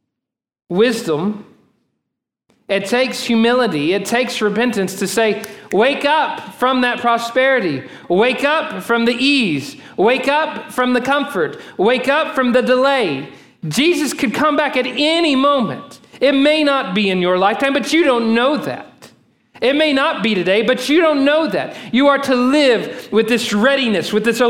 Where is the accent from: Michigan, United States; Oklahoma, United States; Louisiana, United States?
Oklahoma, United States; moved away; also born or lived in Texas; I'm from Oklahoma